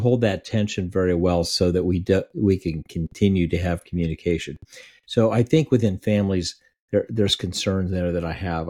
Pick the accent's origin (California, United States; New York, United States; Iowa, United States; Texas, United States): Iowa, United States; the place I grew up in Iowa